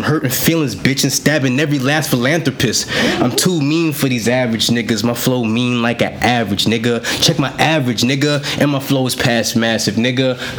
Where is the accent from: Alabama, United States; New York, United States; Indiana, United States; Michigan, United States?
New York, United States; Queens; I'm from New York.